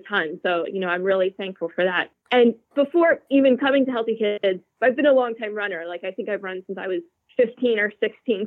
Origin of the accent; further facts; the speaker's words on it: Lancaster, Pennsylvania, United States; I'm from Lancaster, Pennsylvania, which is, you know, central PA, Amish country